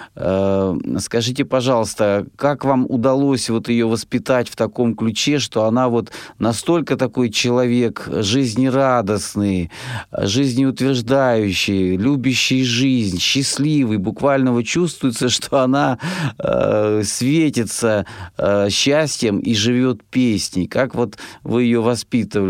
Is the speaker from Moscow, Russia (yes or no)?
no; Rostov Oblast, Russia; я сам из Ростовской области